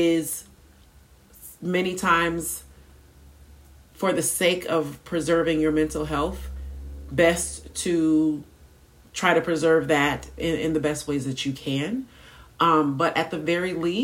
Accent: United States

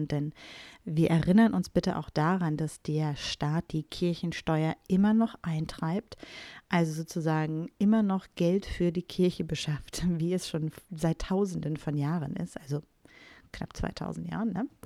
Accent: Bielefeld, North Rhine-Westphalia, Germany; born there; Doch für mich ist es so, ich bin in Ostwestfalen-Lippe geboren, im wunderschönen Bielefeld. Und ja, das gibt es wirklich.

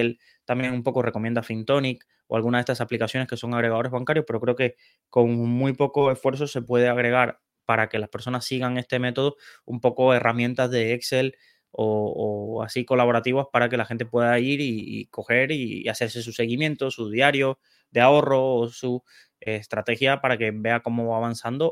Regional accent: Cienfuegos, Cuba; also born or lived in Santa Clara, Cuba; yo nací en Cienfuegos, que es una ciudad de, Cuba, pero estudié en Santa Clara.

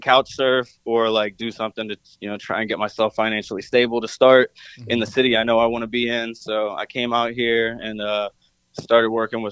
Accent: Cincinnati, Ohio, United States; now in Los Angeles, United States; I'm from Cincy, so I grew up all around the city

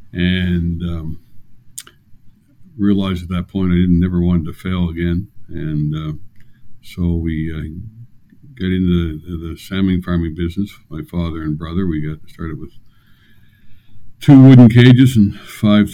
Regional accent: St. George, New Brunswick, Canada; also born or lived in Blacks Harbour, New Brunswick; I was born in Blacks Harbour and grew up in Charlotte County, St. George area

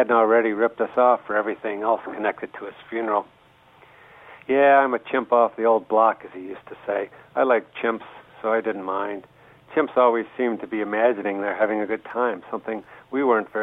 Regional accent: Warren, Michigan, United States; moved away as an adult; also born or lived in Detroit, Michigan; now in Pittsburgh, United States; I was born in Detroit and grew up in Warren

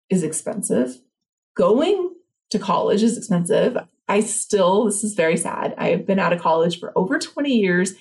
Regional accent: Los Angeles, California, United States; I grew up single mom, like on welfare in East LA.

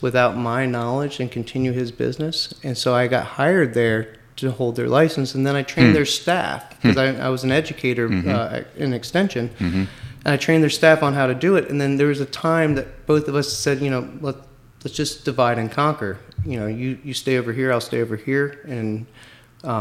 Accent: Manassas, Virginia, United States; now in Winchester, United States; I grew up in Manassas

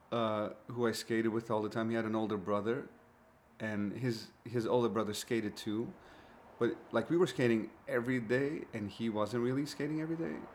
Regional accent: Glendale, California, United States; I'm from Glendale, California.

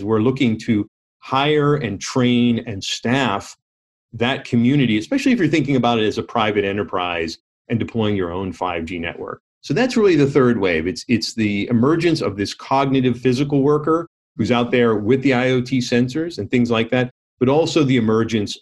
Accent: Pittsburgh, Pennsylvania, United States; growing up in the Rust Belt of the steel industry of Pittsburgh in the 70s

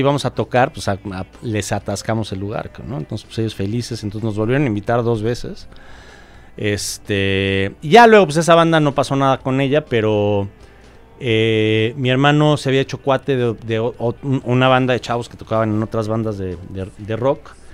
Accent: Mexico City, Mexico; also born or lived in California, United States; soy de la Ciudad de México

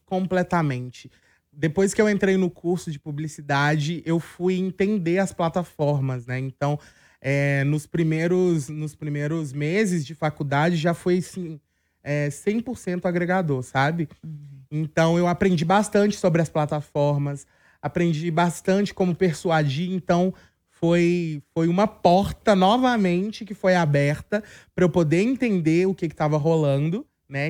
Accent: Belo Horizonte, Minas Gerais, Brazil; eu sou de Belo Horizonte

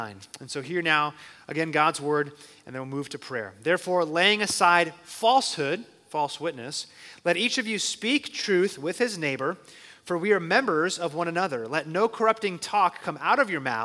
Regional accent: Phoenix, Arizona, United States; I was born and raised in Phoenix

